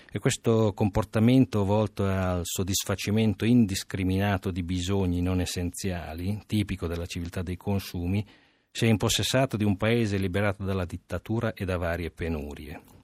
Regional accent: Romania; now in Italy; da romeno

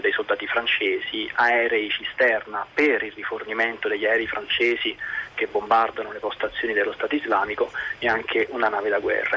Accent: Italy; io sono molto fiero di essere italiano perché il mio è un bellissimo paese

